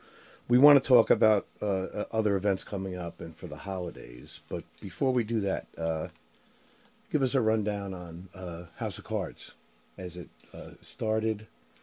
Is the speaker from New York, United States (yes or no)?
yes; New York, United States; also born or lived in New Jersey; now in Harford County, United States; We're from New York originally and went to school in New Jersey